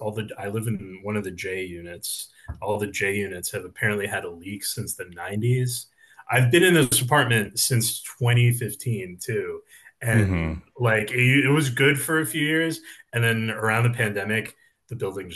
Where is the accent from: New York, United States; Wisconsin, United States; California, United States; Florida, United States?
New York, United States; New York City; I'm like moving in with a family member. I grew up in Jackson Heights. I'm just returning to Jackson Heights.